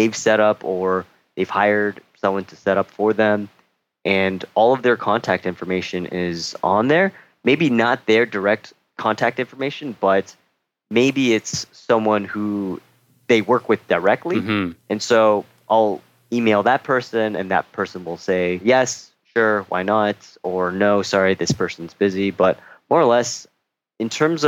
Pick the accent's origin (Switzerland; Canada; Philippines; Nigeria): Canada; Toronto, Ontario; moved away as an adult; now in Seoul, South Korea; I'm from Canada, specifically Toronto